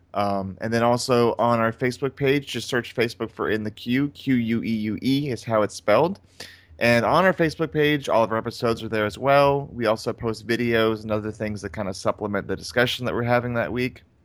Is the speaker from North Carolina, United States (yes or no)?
yes; North Carolina, United States; I'm from North Carolina